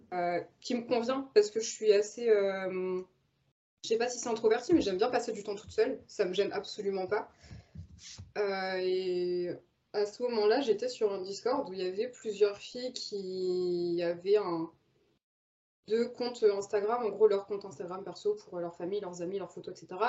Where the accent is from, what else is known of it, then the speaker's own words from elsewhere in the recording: Normandy, France; moved away as an adult; j'ai grandi en Normandie